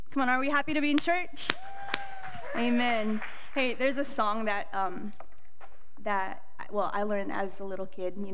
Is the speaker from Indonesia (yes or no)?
yes; Indonesia; born there; Hello, I am I'm 26 years old. I was born in Indonesia, but raised everywhere.